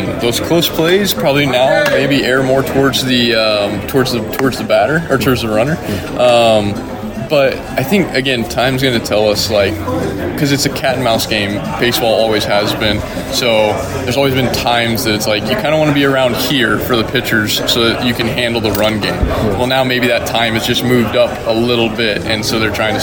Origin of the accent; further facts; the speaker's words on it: Wyoming, United States; I grew up in Wyoming where it's winter for 7 months out of the year.